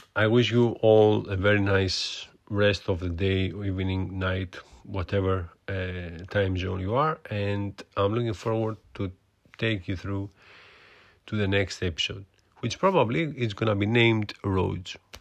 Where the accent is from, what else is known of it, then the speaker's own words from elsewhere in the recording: Greece; accent: Greek; English is a second language; moved away as an adult; now in United Kingdom; I'm from Greece, so my accent, it's, uh, quite Greek. Uh, I'm living in U K for many years now, but as you can hear, my accent is still Greek